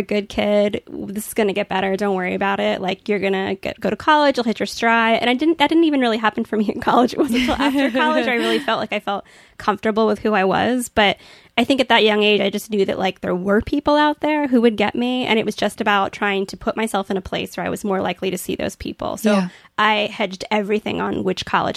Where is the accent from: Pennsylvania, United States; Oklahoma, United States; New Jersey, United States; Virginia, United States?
Virginia, United States; Virginia Beach; I grew up in Virginia Beach